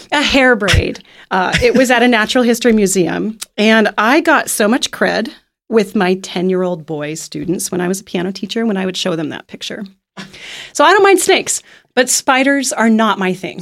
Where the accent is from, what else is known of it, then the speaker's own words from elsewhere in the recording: Kansas City, United States; moved away; my hometown of Kansas City